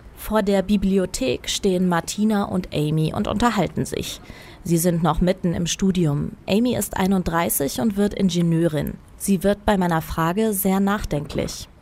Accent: Aachen, North Rhine-Westphalia, Germany; ich komme ursprünglich aus Aachen

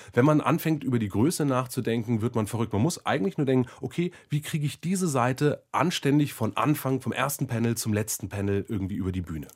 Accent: Germany; als Deutscher

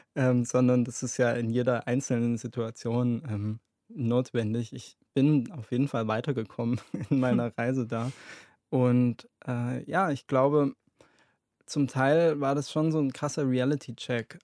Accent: Germany; mein Herkunftsland

